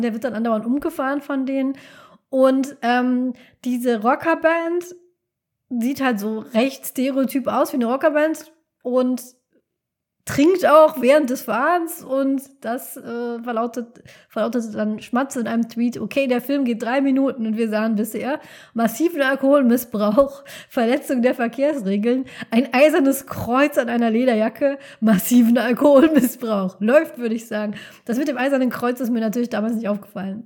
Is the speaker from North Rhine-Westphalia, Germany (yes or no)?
yes; North Rhine-Westphalia, Germany; ich bin aus dem Rheinland, bin am Niederrhein groß geworden